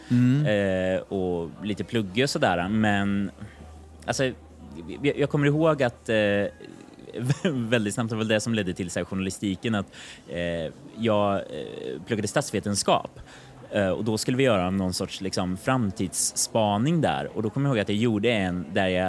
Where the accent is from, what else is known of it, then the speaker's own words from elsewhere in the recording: Kristinehamn, Värmland, Sweden; Det var i Kristinehamn.